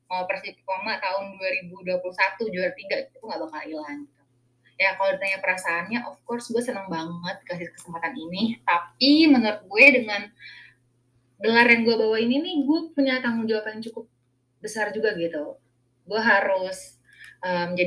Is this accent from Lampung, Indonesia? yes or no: yes; Lampung, Indonesia; Ya, jadi sebenarnya tuh gue emang besar di Lampung. Nah, karena keluarga gue tuh transmigrasi gitu dari Bali ke Lampung.